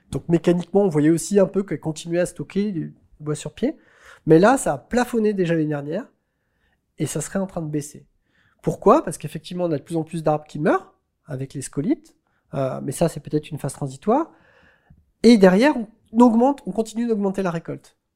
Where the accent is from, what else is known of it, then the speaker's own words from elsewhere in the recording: Normandy, France; Je viens de Normandie